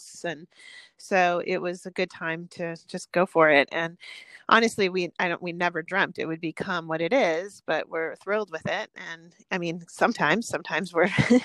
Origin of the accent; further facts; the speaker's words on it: Milwaukee, Wisconsin, United States; moved away as an adult; also born or lived in Madison, Wisconsin; now in Tucson, United States; I'm from Milwaukee, Wisconsin area